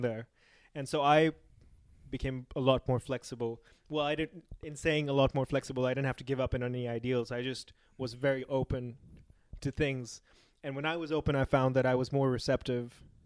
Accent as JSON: {"language": "English", "country": "Pakistan", "said": "I come from Pakistan"}